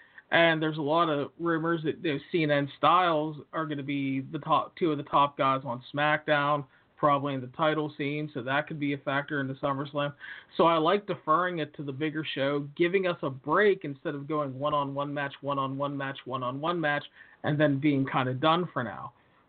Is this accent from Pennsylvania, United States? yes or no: yes; Pittsburgh, Pennsylvania, United States; I'm from Pittsburgh.